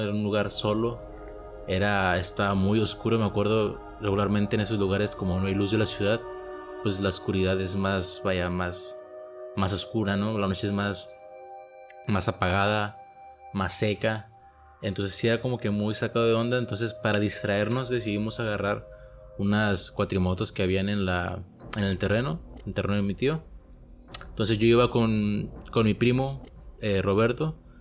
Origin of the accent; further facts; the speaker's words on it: Mexico; soy de México